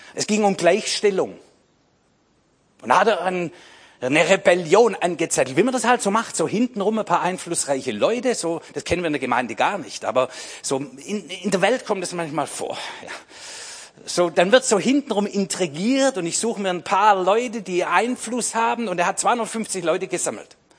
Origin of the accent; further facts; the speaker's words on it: Swabia, Germany; ich bin Schwabe